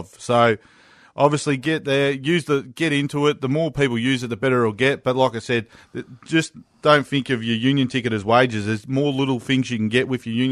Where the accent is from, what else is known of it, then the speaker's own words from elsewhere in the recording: Victoria, Australia; I'm from Victoria